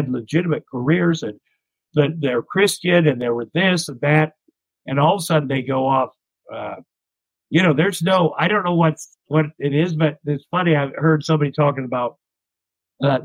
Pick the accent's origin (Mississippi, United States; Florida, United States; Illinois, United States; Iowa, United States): Iowa, United States; Ottumwa; moved away as an adult; also born or lived in Minneapolis, Minnesota; when I grew up in Iowa